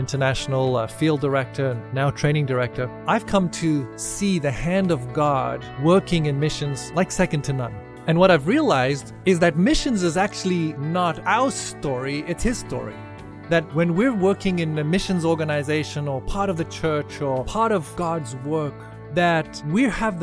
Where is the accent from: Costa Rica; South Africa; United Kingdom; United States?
South Africa; moved away as an adult; I grew up in South Africa